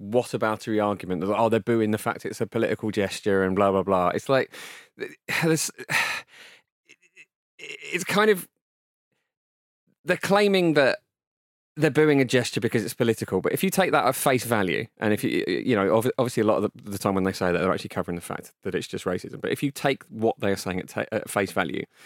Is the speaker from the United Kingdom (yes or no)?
yes; England, United Kingdom; as an English person